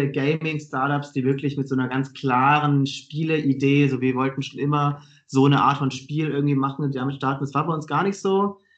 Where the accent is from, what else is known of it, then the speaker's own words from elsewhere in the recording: Stuttgart, Baden-Württemberg, Germany; Ähm, ich komme komm aus Stuttgart, also eigentlich aus einer ähnlichen Gegend wie, wie du.